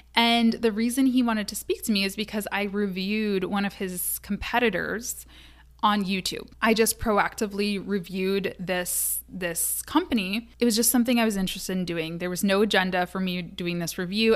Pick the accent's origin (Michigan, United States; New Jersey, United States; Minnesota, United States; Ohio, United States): Michigan, United States; Kalamazoo; Kalamazoo, which is my hometown